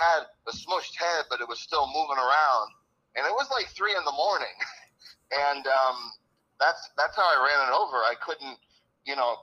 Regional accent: Washington, District of Columbia, United States; I grew up in Washington, D.C.

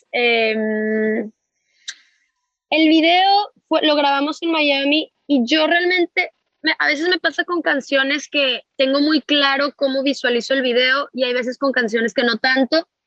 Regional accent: Argentina; Hola, Sofi, bueno, eh, yo soy de Argentina.

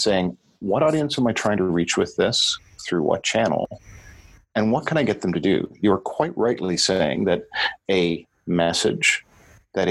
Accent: Canada; also born or lived in Europe; I'm a Canadian, I live in a social democracy

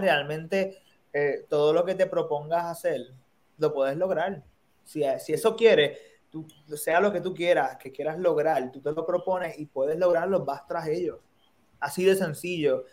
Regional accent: Puerto Rico; now in New York, United States; un grupo de puertorriqueños que somos los Sharks

